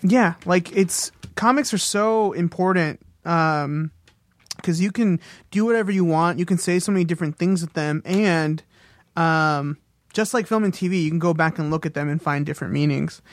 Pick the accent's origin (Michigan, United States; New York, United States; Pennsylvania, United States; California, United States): California, United States; Corona; based in Corona, California, which is in, around Riverside area, near Orange County, near desert, um, which is where I grew up.